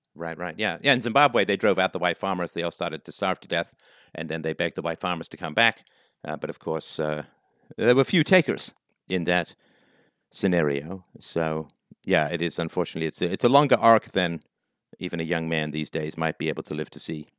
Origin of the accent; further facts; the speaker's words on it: England, United Kingdom; also born or lived in Ireland / South Africa; now in Canada; Born in Ireland, grew up in England, lived for a little while in South Africa, came to Canada